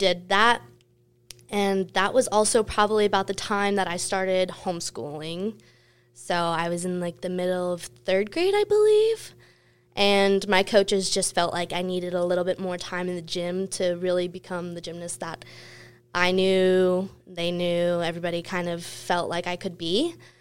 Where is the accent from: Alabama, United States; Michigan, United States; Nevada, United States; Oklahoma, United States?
Nevada, United States; Las Vegas; I was born and raised in Las Vegas